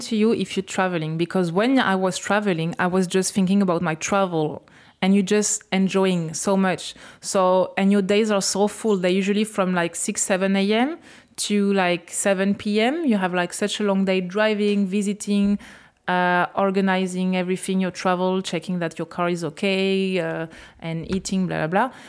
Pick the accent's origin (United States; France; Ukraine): France; English is a second language; moved away as an adult; now in Australia; I will come back to France